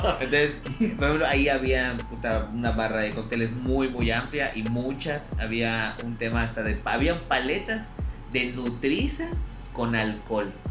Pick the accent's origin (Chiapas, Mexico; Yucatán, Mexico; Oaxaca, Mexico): Yucatán, Mexico; Mérida; No pude estar acá en, mi ciudad natal